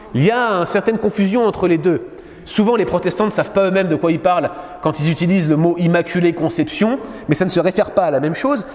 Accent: France; now in Quebec, Canada; en France, dans mon pays d'origine

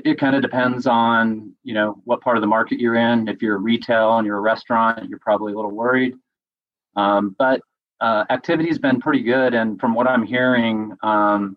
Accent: Boulder, Colorado, United States; now in Longmont, United States; I actually grew up in Boulder

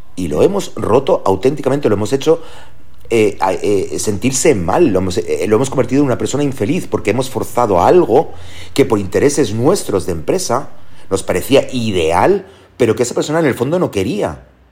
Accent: Germany; moved away as an adult; now in Spain; allí nací en Alemania y, esa, esa etapa de los 0 años a los 22 me ha marcado

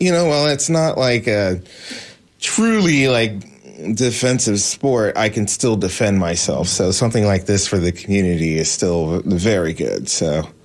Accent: Washington, District of Columbia, United States; moved away as an adult; now in Tampa, United States; I'm not from Florida originally, but having grown up in the D.C. area

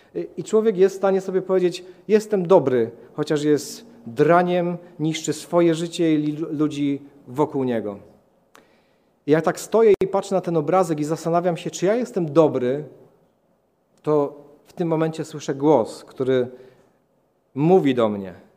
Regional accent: Katowice, Silesian Voivodeship, Poland; urodziłem się w Katowicach, e, w rodzinie katolickiej.

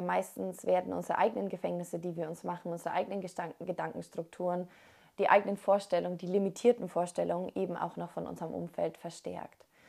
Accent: Germany; moved away; Und in Deutschland, also da, wo wir aufgewachsen sind oder da auf jeden Fall, wo ich aufgewachsen bin

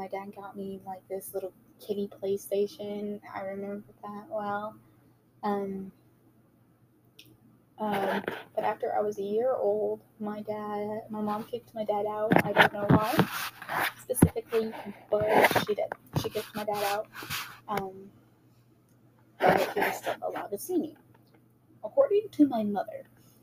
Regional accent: Wichita Falls, Texas, United States; I was born in Wichita Falls, Texas.

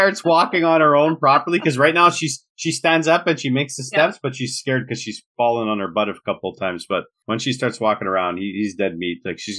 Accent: Montreal, Quebec, Canada; I'm born and raised in Montreal in Quebec.

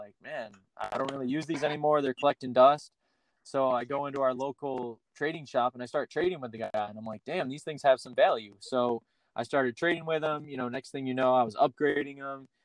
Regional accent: Rochester, New York, United States; moved away as an adult; also born or lived in Fort Worth, Texas; now in Dallas, United States; I grew up in Rochester, New York. I was born in Fort Worth, but I grew up in snowy Rochester

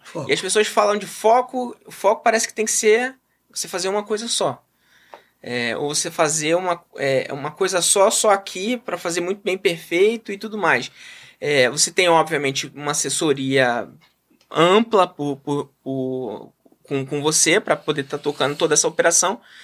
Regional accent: Rio de Janeiro, Brazil; nasci e criado em Realengo

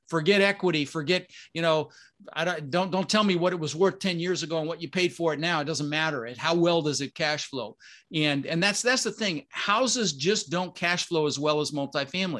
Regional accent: Denver, Colorado, United States; also born or lived in Netherlands; we ended up in Denver, Colorado, and we really struggled growing up

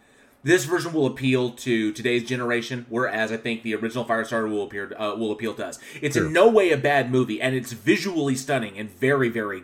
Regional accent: Connecticut, United States; I'm from Connecticut, but the something turned out.

